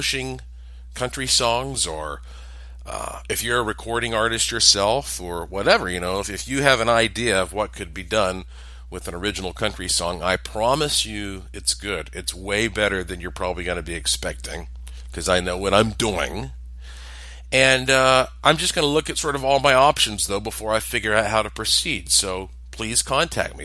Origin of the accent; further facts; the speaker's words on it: North Carolina, United States; I'm from the South. I'm from North Carolina